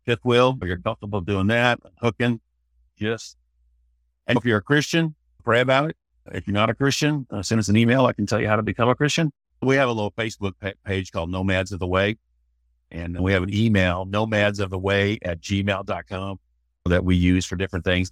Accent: Sedalia, Missouri, United States; moved away as an adult; also born or lived in Fort Worth; I'm from Missouri. Grew up in a little town, Sedalia

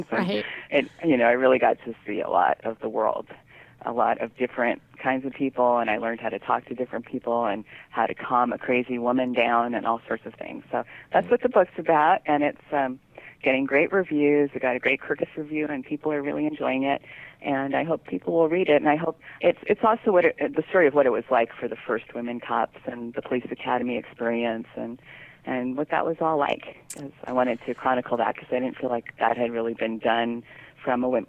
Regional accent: San Francisco, California, United States; And um, it's about growing up in the Haight-Ashbury in the 60s with this crazy mother who took me all around the world.

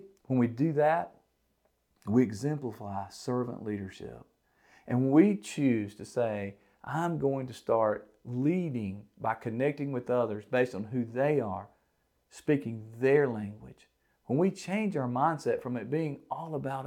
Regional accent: the South, United States; I'm from the South, if, in case you can't tell

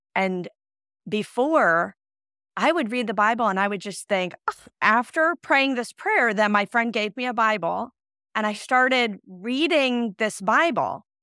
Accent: Iowa, United States; moved away as an adult; also born or lived in Illinois / Saint Louis; I'm from Iowa, I was going to school in Illinois

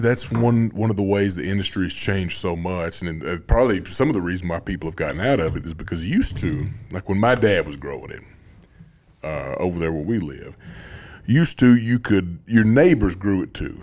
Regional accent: Greenbrier, Tennessee, United States; I grew up in Greenbrier

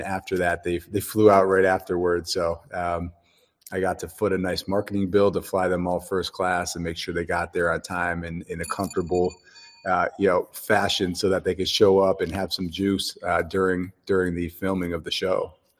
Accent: Dallas, Texas, United States; I'm from Dallas, Texas

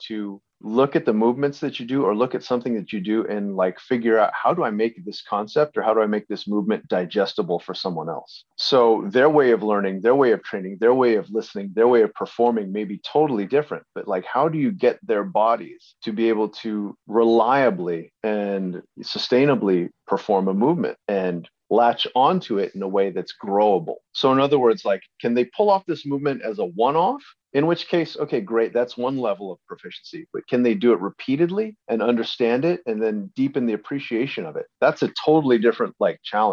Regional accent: Delaware, United States; as a kid growing up in Delaware in the early 70s

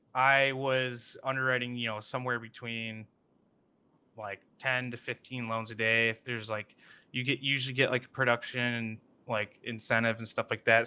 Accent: Kalamazoo, Michigan, United States; I grew up in Kalamazoo

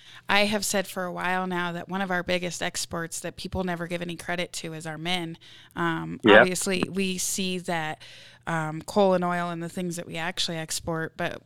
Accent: Riverton, Wyoming, United States; it allows me to get my education in my hometown while my husband is somewhere else.

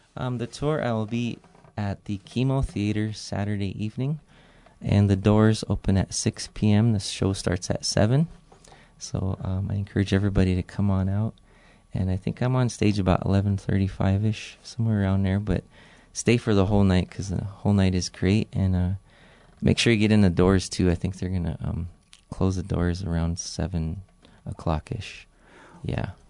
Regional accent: Pine Ridge Indian Reservation, South Dakota, United States; I'm from the Badlands of South Dakota, uh, Pine Ridge Indian Reservation, Cheyenne Lakota

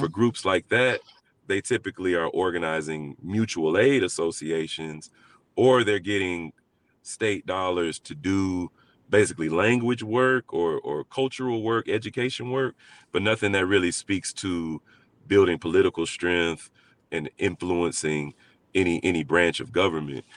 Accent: Montgomery, Alabama, United States; I grew up, I was raised in, in Montgomery, Alabama

